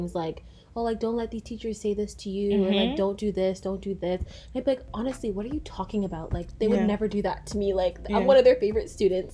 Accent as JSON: {"language": "English", "town": "Markham", "region": "Ontario", "country": "Canada", "tie": "born or raised there", "said": "I grew up in Markham"}